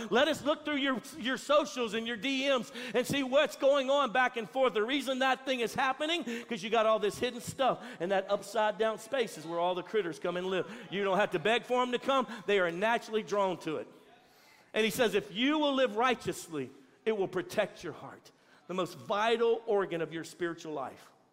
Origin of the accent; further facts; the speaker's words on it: Louisiana, United States; now in Texas, United States; I'm from Louisiana